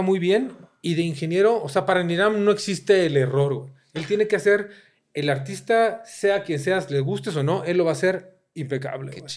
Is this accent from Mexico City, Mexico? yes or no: yes; Mexico City, Mexico; me encanta mi ciudad, ¿no? De repente odio Ciudad... Me... Crecí odiando Ciudad de México